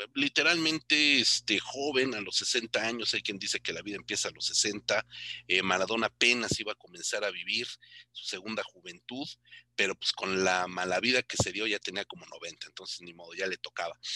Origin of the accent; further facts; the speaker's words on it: Mexico; como mexicanos